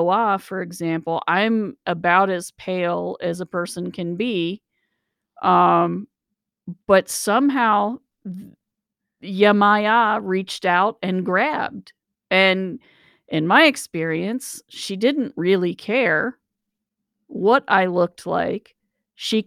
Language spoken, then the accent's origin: English; United States; we're American.